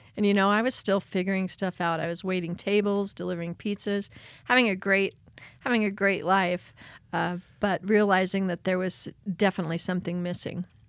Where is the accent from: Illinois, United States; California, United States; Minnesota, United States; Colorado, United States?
Colorado, United States; Beulah, Rye and Westcliffe, near Pueblo; I was born in Pueblo, Colorado, and I grew up in the hills of Beulah, Rye, and Westcliff, the mountains just outside of Pueblo